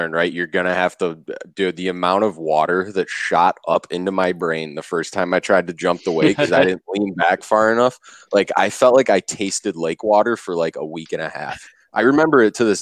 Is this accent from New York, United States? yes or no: yes; Rochester, New York, United States; now in Buffalo, United States; Back home in, you know, the Rochester area, I grew up right on Lake Ontario. So I don't get to do it as much out here in Buffalo